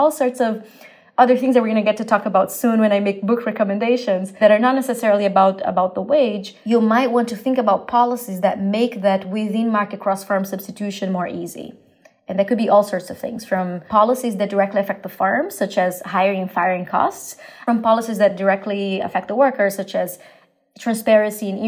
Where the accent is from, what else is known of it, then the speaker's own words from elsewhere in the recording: Brazil; moved away; growing up in Brazil